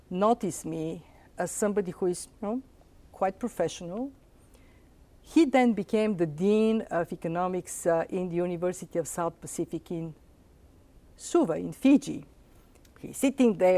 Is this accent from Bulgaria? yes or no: yes; Bulgaria; English is a second language; moved away as an adult; now in United States; I said, Bulgaria.